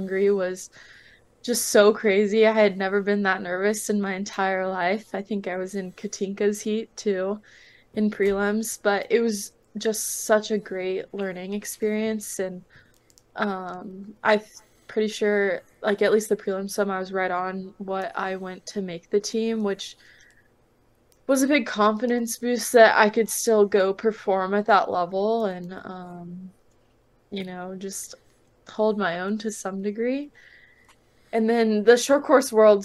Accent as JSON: {"language": "English", "town": "Austin", "region": "Texas", "country": "United States", "also_born_or_lived": "Georgia", "moved": "as an adult", "said": "I'm originally from Austin, so being around my family more was really nice"}